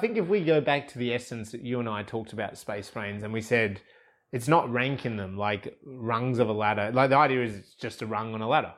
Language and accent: English; Australia; I'm Australian.